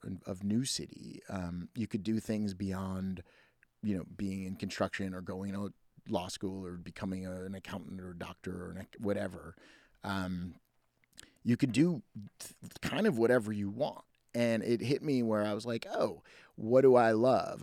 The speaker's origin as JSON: {"language": "English", "town": "New City", "region": "New York", "country": "United States", "tie": "born or raised there", "moved": "yes", "said": "I was born and raised in Rockland County, New York, in a place called New City, which is the county seat of Rockland County"}